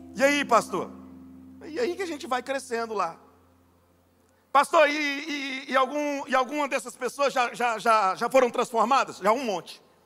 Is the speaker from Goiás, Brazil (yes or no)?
yes; Goiás, Brazil; eu sou goiano